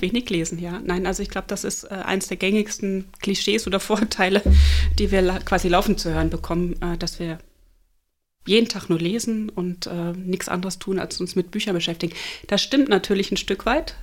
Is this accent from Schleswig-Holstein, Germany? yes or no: yes; Flensburg, Schleswig-Holstein, Germany; moved away as an adult; also born or lived in Duisburg / Leipzig / Munich; now in Eckernförde, Germany; Gebürtig bin ich Duisburgerin. Da habe ich die ersten neun Jahre meines Lebens verbracht. Dann sind meine Eltern nach Flensburg gezogen. Dort habe ich meine Jugend verbracht.